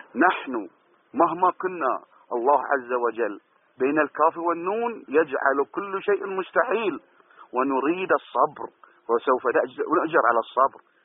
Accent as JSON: {"language": "Arabic", "country": "Bahrain", "said": "أنا كإنسان بحريني بسيط"}